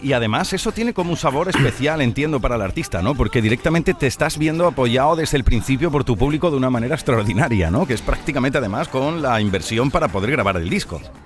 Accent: Aracena, Andalusia, Spain; por Aracena, por mi tierra, por Huelva

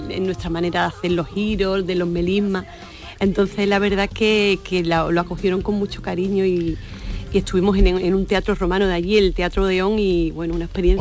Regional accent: Sanlúcar, Andalusia, Spain; la peña flamenca de, mi tierra, en la, en la peña Puerto Lucero

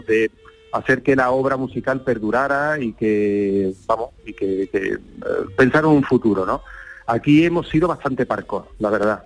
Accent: Seville, Andalusia, Spain; siendo sevillano

